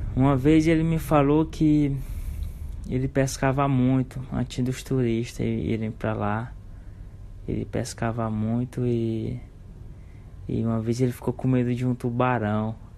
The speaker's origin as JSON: {"language": "Portuguese", "town": "Barreirinhas", "region": "Maranhão", "country": "Brazil", "said": "eu sou daqui de Barreirinhas"}